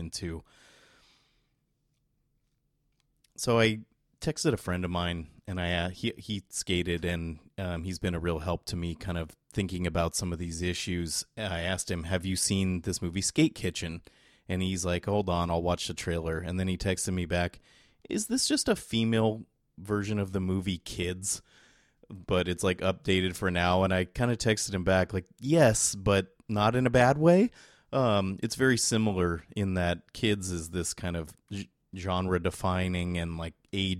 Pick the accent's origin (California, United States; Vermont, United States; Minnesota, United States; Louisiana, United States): California, United States; San Jose; here in San Jose, California, where I'm from.